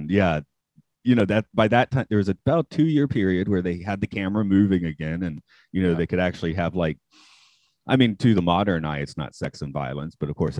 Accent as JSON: {"language": "English", "country": "United States", "moved": "yes", "said": "being out of the States, I think I've mostly flattened my accent. I never really had much of a Southern twang to begin"}